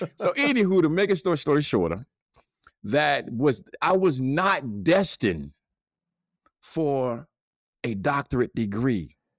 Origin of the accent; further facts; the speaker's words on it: Gary, Indiana, United States; I'm from Gary, Indiana.